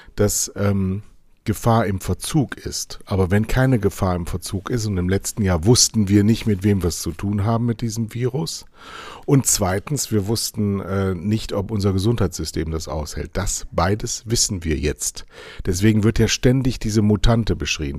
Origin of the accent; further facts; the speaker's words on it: Germany; wir sind Deutsche